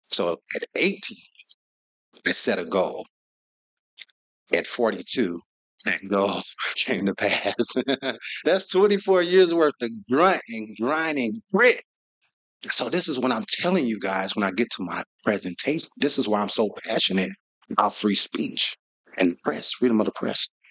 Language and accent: English; St. Louis, Missouri, United States; I was born and raised in South St. Louis